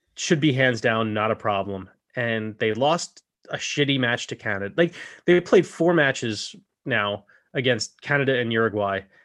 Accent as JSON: {"language": "English", "country": "United States", "said": "I am an American"}